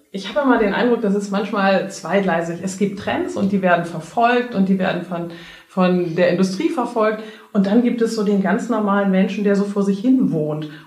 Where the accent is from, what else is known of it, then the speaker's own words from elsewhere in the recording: Netherlands; German is a second language; ich bin ja Holländer, ne? Und wir hatten, als ich aufgewachsen